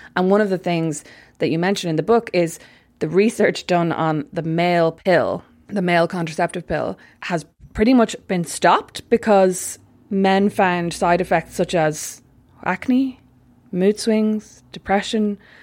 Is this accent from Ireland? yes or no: yes; Ireland; being Irish